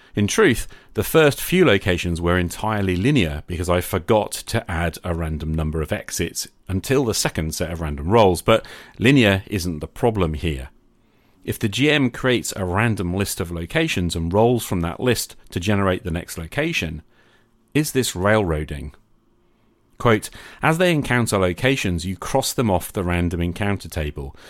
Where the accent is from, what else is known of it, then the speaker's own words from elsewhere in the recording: United Kingdom; I'm a British high school teacher